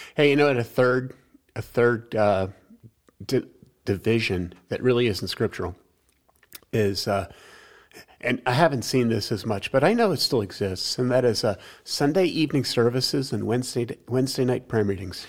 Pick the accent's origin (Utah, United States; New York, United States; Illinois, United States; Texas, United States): New York, United States; I'm from New York